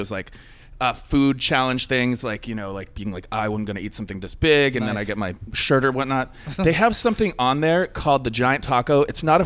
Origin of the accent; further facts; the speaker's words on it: Vermont, United States; now in San Diego, United States; I grew up in Vermont on a dirt road that didn't have cable television